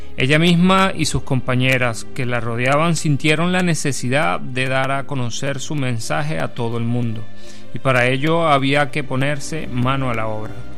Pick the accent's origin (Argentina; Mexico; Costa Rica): Argentina; Mar del Plata, Buenos Aires Province; now in Spain; yo vengo de Argentina de la ciudad de Mar de Plata